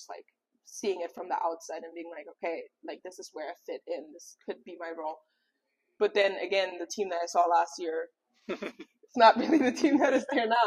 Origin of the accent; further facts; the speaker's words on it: Germany; accent: German; English is a second language; now in New York, United States; my German accent comes out